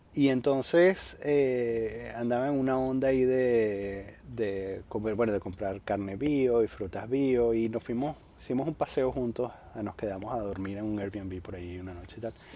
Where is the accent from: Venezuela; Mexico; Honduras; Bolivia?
Venezuela; moved away; yo vengo de Venezuela